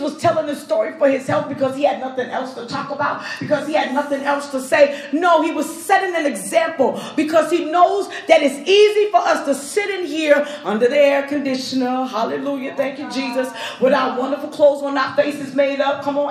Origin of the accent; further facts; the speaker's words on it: New York, United States; I'm a New Yorker